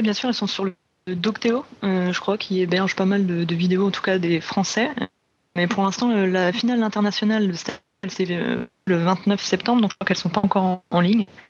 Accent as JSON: {"language": "French", "country": "France", "said": "chez nous en France"}